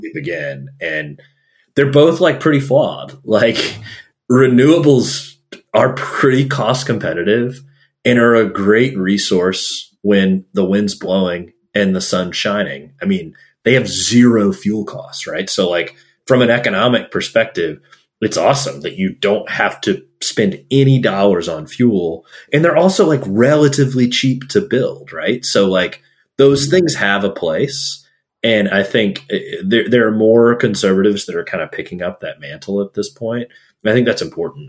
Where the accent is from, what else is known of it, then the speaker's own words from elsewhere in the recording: Gulf Coast of Texas, United States; moved away; I'm from the Gulf Coast of Texas. I'm from like you know the refinery refining alley